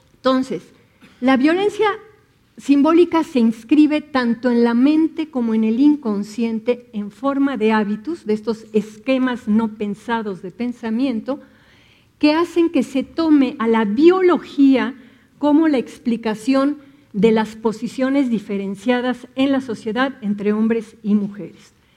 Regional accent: Mexico; Nos han educado, la cultura mexicana está entretejida con la religión católica, ¿no? Y tenemos muchas ideas que tienen que ver con creencias religiosas

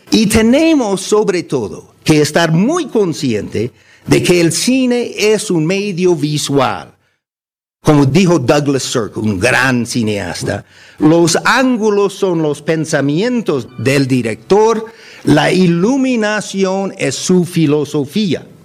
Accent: Mexico; Podemos ser pobres, como la gran mayoría, o ricos, como muy pocos, pero todos somos mexicanos, ¿no?

